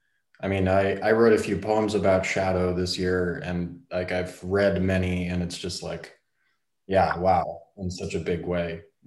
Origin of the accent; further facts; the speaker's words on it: Brooklyn, New York, United States; born there; So I was born 1986 in January. In Brooklyn, New York.